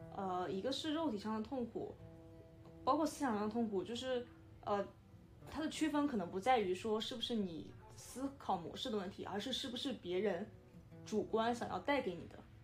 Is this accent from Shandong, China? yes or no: yes; Shandong, China; 因为我是山东人